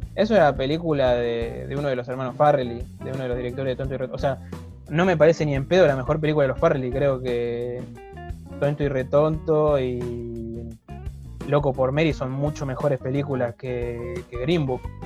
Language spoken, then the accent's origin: Spanish; Argentina; somos blancos y argentinos